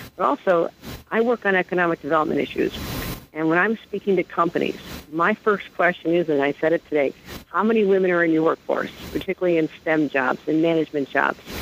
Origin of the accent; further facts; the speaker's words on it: Western New York, United States; I come from Western New York